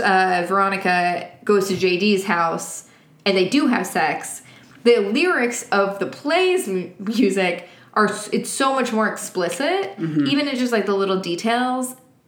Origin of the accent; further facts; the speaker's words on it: New York, United States; I'm literally from New York.